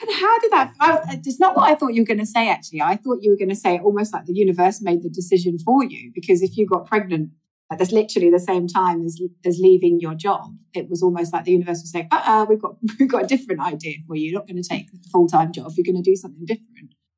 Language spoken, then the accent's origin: English; England, United Kingdom; I'm from England